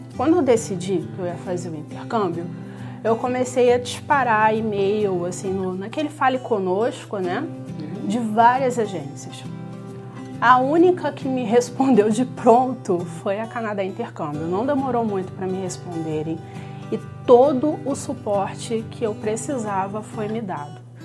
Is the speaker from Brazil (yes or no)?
yes; Macaé, Rio de Janeiro, Brazil; moved away as an adult; eu sou da cidade de Macaé, no estado do Rio de Janeiro